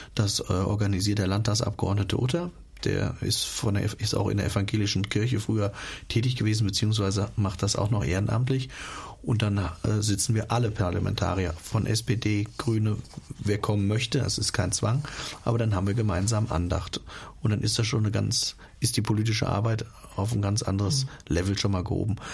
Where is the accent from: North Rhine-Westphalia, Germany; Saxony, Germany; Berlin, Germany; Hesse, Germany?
Hesse, Germany; bei uns in Hessen